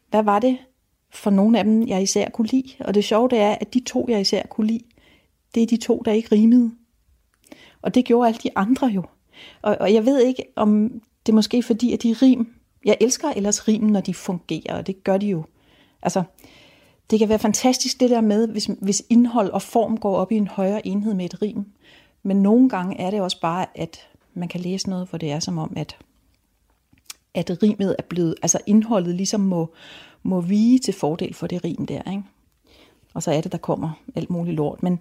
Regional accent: Rødby, Zealand, Denmark; Jeg voksede op i Rødby. Og jeg var også et nøglebarn, men jeg havde ikke en nøgle om halsen

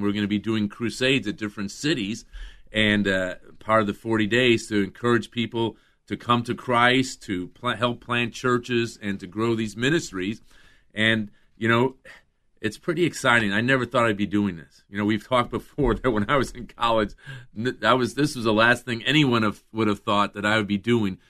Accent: Chicago, Illinois, United States; I grew up in Chicago

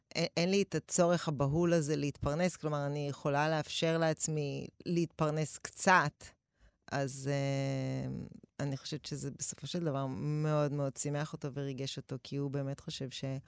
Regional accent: Tel Aviv, Tel Aviv District, Israel; גדלתי באפקה, גבול רמת אביב ג', רחוב משמר הגבול

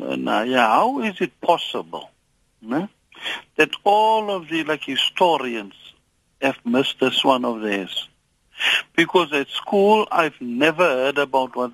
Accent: South Africa; I was born in Kumha

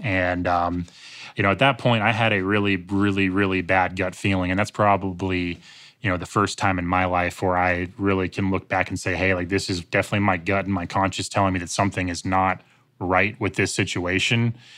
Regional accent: Greensboro, North Carolina, United States; Greensboro, North Carolina, which is my hometown

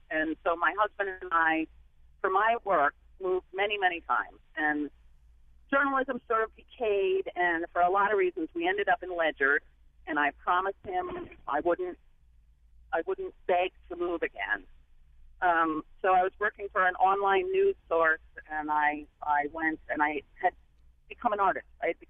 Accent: New London, Connecticut, United States; I'm 60 years old. I grew up in New London, and eventually became a journalist.

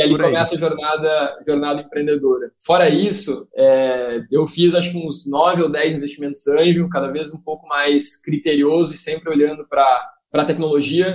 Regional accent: Rio Grande do Sul, Brazil; sou gaúcho

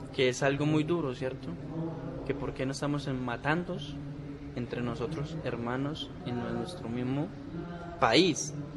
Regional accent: Gaitania, Tolima, Colombia; donde soy yo, de Gaitania Tolima, del Oso.

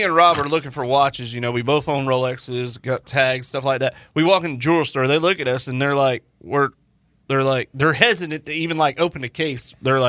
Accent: Florida, United States; moved away; I'm from Florida

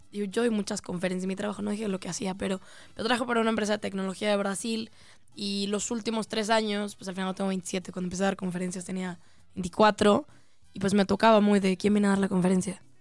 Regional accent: Monterrey, Nuevo León, Mexico; me recuerda mucho a mi familia. Soy de Monterrey, y eso va a salir también.

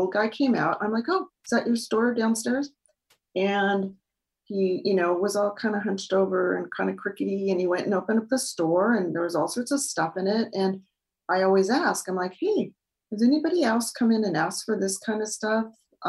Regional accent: United States; because I'm the American girl.

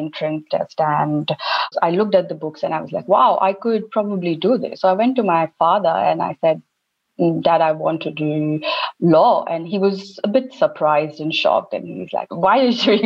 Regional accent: Bilaspur, Chhattisgarh, India; moved away as an adult; also born or lived in Raipur, India; now in Australia; So I'm from India, as you said, from central part mostly, and born and raised in a state of Chhattisgarh and a city called Bilaspur.

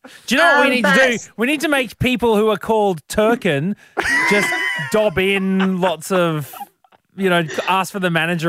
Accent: Brisbane, Queensland, Australia; Growing up in Brisbane

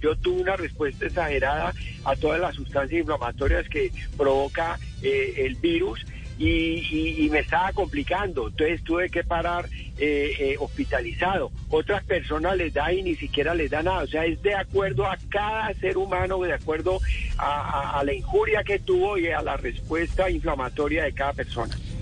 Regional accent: Colombia; como colombianos

